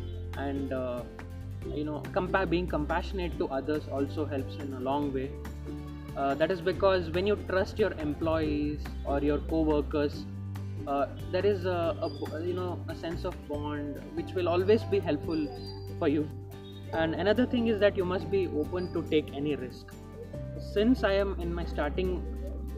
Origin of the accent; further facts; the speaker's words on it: Udupi, Karnataka, India; I am from Udupi.